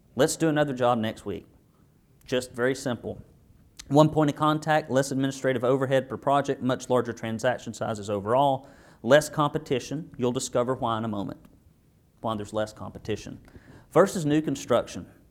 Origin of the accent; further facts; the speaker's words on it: Arab, Alabama, United States; I grew up in Arab, Alabama